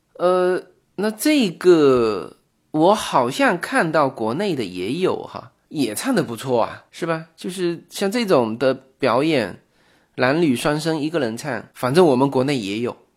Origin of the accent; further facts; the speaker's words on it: China; 我们中国人